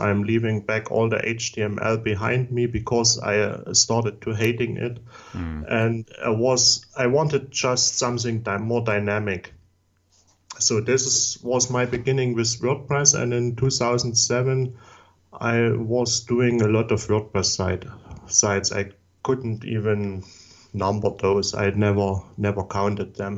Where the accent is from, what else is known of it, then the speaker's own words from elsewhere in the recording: Saxony, Germany; English is a second language; also born or lived in Chemnitz, Germany; I'm from Southeast Germany. That was the former East Germany part, and I was born in 1977.